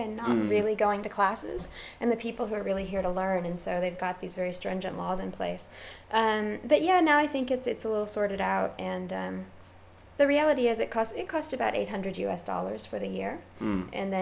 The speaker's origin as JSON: {"language": "English", "region": "Missouri", "country": "United States", "tie": "born or raised there", "also_born_or_lived": "San Francisco / Silicon Valley", "moved": "as an adult", "lives_now": "Chiang Mai, Thailand", "said": "my hometown in Missouri"}